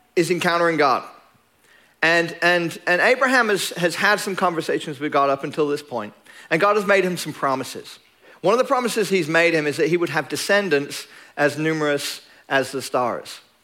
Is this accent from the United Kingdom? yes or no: yes; England, United Kingdom; now in Longview, United States; I'm English